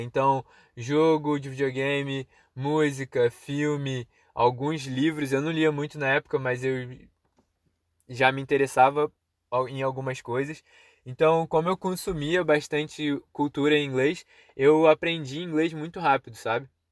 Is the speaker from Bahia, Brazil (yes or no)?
no; Petrópolis, Rio de Janeiro, Brazil; o CCAA ficava num lugar meio perigoso em Petrópolis